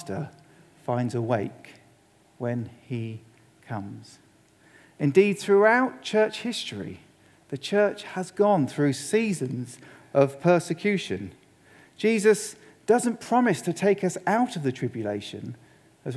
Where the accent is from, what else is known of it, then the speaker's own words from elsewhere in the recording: England, United Kingdom; as an Englishman